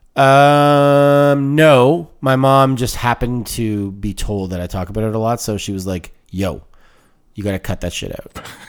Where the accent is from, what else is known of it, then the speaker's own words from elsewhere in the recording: Canada; I, I, I identify as Canadian, but the Italian thing is kind of, it's a, it's a part of who I am.